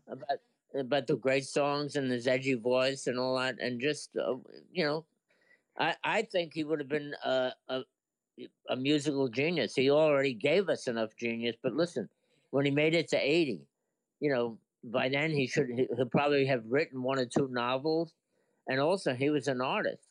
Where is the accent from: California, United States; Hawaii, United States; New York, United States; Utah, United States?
New York, United States; New York City; I was from Brooklyn